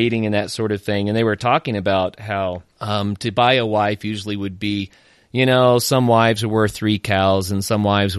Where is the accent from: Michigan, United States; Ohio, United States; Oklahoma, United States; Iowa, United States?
Oklahoma, United States; I grew up in Oklahoma